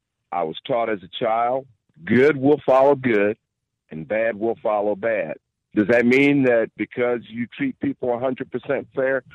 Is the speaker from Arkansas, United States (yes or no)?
no; St. Louis, Missouri, United States; moved away as an adult; now in Livingston County, United States; I was born and raised in St. Louis, and I grew up in one of probably the worst cities that we know of, and that's East St. Louis